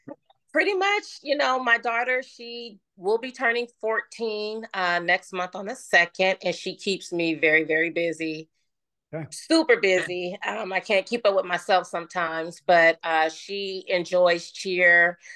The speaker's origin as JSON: {"language": "English", "town": "Oakland", "region": "California", "country": "United States", "tie": "born or raised there", "also_born_or_lived": "Las Vegas, Nevada", "moved": "yes", "lives_now": "Los Angeles, United States", "said": "I was born and raised in Oakland, California. And since then, I've moved to Las Vegas, Nevada. And now I'm here in Los Angeles, California. I just turned 49 years old. I have a twin sister."}